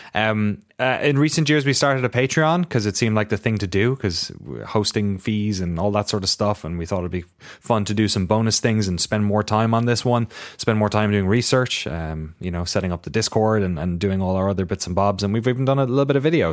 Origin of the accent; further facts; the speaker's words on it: Ireland; moved away; my local shop in my hometown